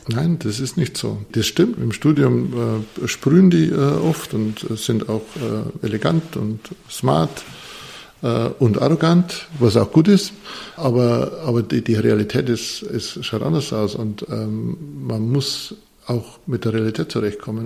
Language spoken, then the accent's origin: German; Bavarian Forest, Germany; now in Munich, Germany; Ich komme aus einer Zimmererfirma, mein Papa war äh, Zimmerer, ich komme aus dem Bayerischen Wald, das ist wirklich äh, Holzland.